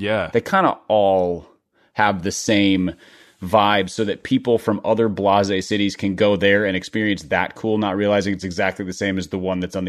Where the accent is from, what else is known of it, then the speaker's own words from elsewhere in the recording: Midwest, United States; I grew up in the Midwest